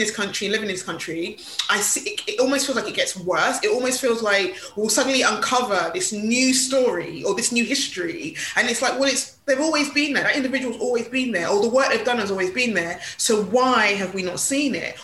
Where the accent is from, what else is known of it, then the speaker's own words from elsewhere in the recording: London, United Kingdom; I was born in Hackney